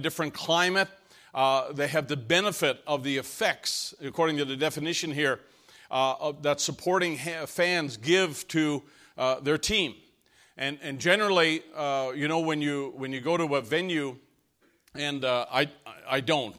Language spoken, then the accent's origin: English; Canada; moved away; I came from Canada